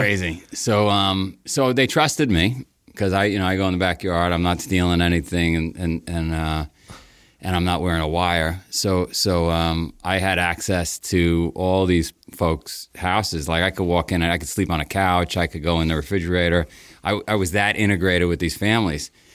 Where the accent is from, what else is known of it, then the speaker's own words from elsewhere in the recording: New York City, New York, United States; So I grew up in Queens. I grew up in a, a town called Howard Beach